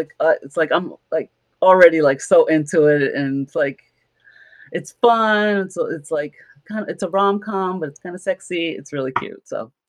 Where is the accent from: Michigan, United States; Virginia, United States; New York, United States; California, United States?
New York, United States; New York City; I was born and raised in Harlem.